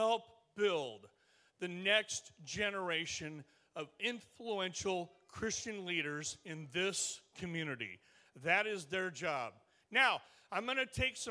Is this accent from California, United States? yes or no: yes; Stockton, California, United States; I am from Stockton, California, Northern California